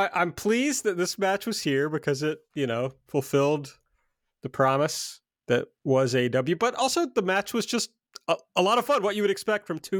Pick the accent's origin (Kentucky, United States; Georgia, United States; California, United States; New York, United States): Kentucky, United States; I'm just from Kentucky